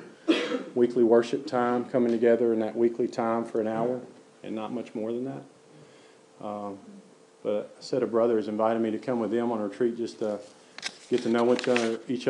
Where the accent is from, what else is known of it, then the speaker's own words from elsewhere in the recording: Hurricane Mills, Tennessee, United States; So I grew up in Hurricane Mills. That's close to Waverly, which is close to Dixon, close to Nashville. So Middle Tennessee, homegrown